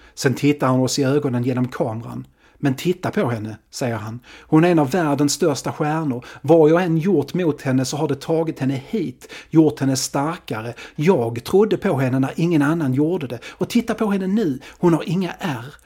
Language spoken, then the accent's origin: Swedish; Sweden